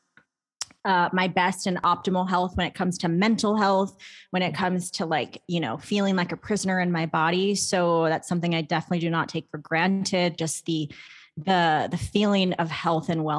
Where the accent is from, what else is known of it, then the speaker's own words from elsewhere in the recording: Arizona, United States; I'm from Arizona